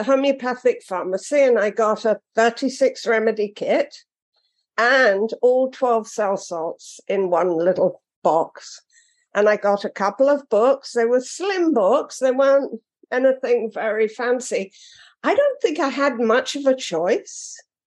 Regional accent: London, United Kingdom; now in Florida, United States; I'm British and a Londoner

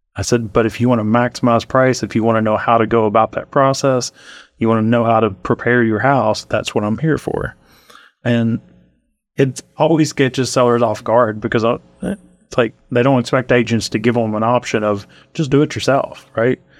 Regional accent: Montgomery County, Kentucky, United States; moved away as an adult; now in Lexington, United States; I'm from Montgomery County

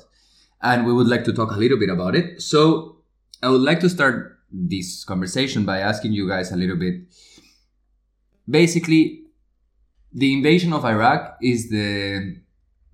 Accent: Spain; I'm from Spain.

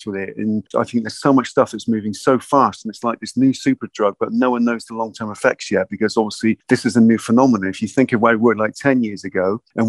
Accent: Bristol, South West England, United Kingdom; I'm sort of born and bred in Bristol, and I was kind of brought up in Lancaster, West in the Henbury

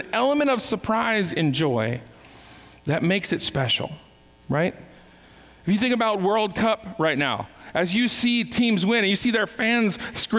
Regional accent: California, United States; I was born in California

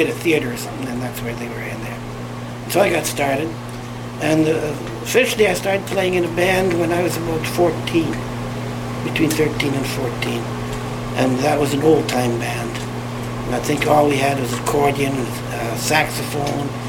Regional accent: Humboldt, Saskatchewan, Canada; now in Yellowknife, Canada; I was born in Humboldt, Saskatchewan in 1930

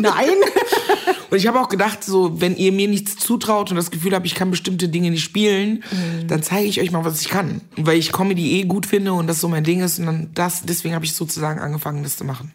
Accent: Meckenheim, North Rhine-Westphalia, Germany; accent: Kölsch; in Meckenheim, das ist so eine kleine Stadt bei Bonn, wo ich groß geworden bin

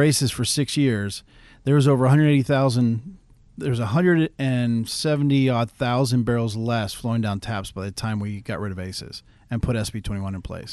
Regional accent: Caracas, Capital District, Venezuela; also born or lived in Houston / Tulsa; now in Alaska, United States; I grew up in Venezuela. I spent most of my childhood in Venezuela. My dad was in the oil business

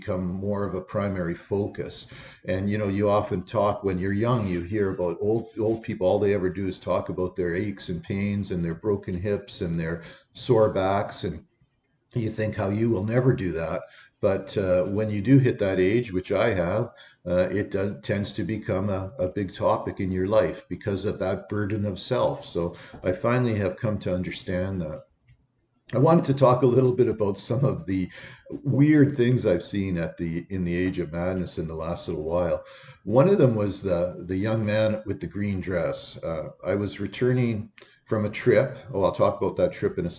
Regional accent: Canada; as a Canadian citizen

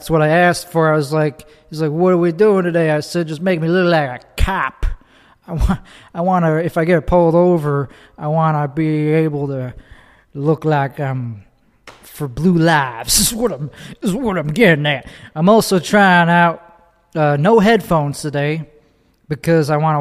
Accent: Chicago, Illinois, United States; accent: Chicago; moved away as an adult; now in Texas, United States; I immigrated here from the land of Chicago land. Chicago land specifically is where I grew up

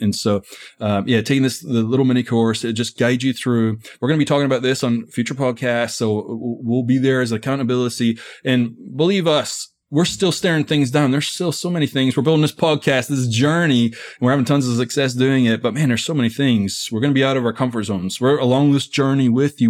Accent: Scotland, United Kingdom; now in United States; I'm from Scotland originally. So I've been in America for twenty years.

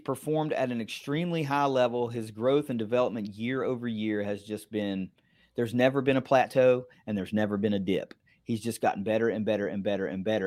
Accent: near Montgomery, West Virginia, United States; That's eight miles from my hometown.

